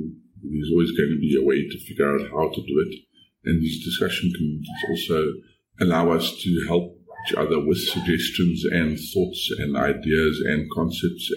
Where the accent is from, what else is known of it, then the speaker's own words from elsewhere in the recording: South Africa; I am from South Africa